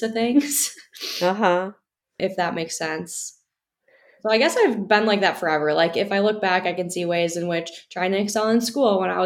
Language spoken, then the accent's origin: English; Wisconsin, United States; moved away as an adult; now in Michigan, United States; I'm from Wisconsin, so I've always been in the Midwest, but I came here for college